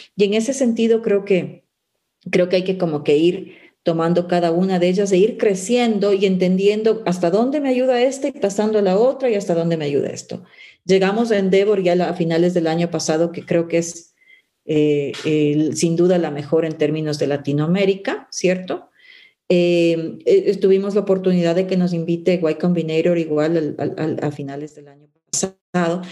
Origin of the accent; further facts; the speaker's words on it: Ecuador; also born or lived in Cumbayá, Quito; como ecuatorianos